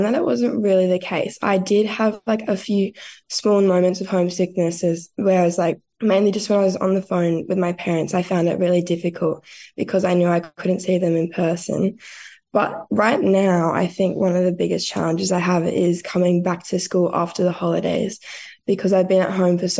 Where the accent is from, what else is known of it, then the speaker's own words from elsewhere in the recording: Griffith, New South Wales, Australia; I'm from Griffith, New South Wales.